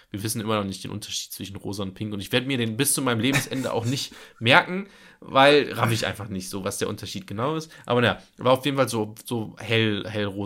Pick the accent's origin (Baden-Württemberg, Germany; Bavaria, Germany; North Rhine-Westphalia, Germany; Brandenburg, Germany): North Rhine-Westphalia, Germany; Nettetal; ich komme aus Nettetal her, ne?